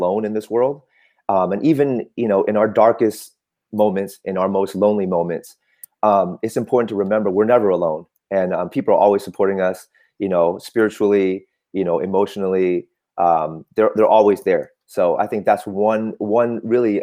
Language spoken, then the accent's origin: English; Oakland, California, United States; first language Cantonese; English is a second language; also born or lived in Vietnam / Michigan; I grew up in Oakland